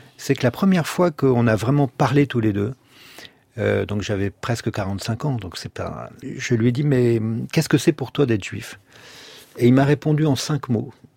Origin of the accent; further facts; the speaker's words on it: La Rochelle, Nouvelle-Aquitaine, France; also born or lived in Bordeaux; nous avons déménagé de Bordeaux, qui était toute noire en 70, à La Rochelle